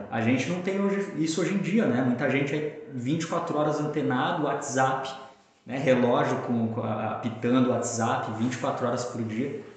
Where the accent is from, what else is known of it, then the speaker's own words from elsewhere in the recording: São Paulo, Brazil; moved away as an adult; now in Balneário Camboriú, Brazil; eu sou natural de São Paulo, então vivi na capital praticamente a minha grande parte da minha vida ali até os 20 quatro anos, 25 anos antes de me mudar para Balneário Camboriú